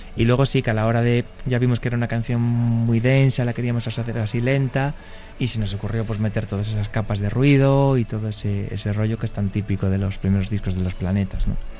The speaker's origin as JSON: {"language": "Spanish", "town": "Vigo", "region": "Galicia", "country": "Spain", "said": "al final somos del Celta, que es el equipo de nuestra ciudad"}